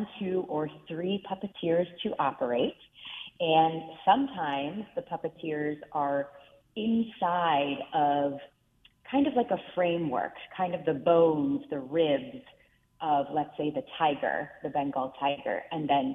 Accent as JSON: {"language": "English", "town": "Reisterstown", "region": "Maryland", "country": "United States", "tie": "born or raised there", "said": "I was lucky enough to grow up in Reisterstown, Maryland, which is outside of Baltimore City"}